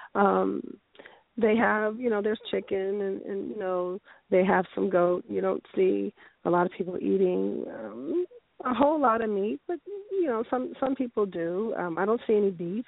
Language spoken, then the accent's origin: English; San Francisco, California, United States; moved away as an adult; also born or lived in Ghana; now in Las Vegas, United States; I came up born and raised in San Francisco, very, very liberal city